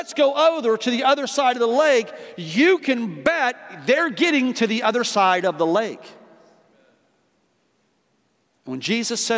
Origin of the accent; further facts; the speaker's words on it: Midwest, United States; moved away; I grew up in two areas. I grew up in the Midwest